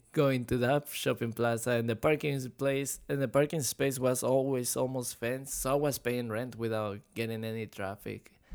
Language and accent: English; Mexico; now in Florida, United States; I was born and raised in Mexico